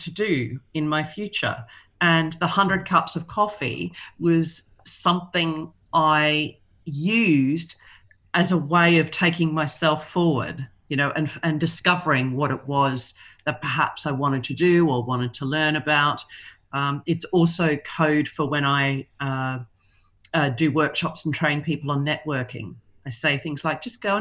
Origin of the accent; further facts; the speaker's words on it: Melbourne, Victoria, Australia; moved away as an adult; now in London, United Kingdom; I'm originally from Melbourne. I've been living here in London for 16 years.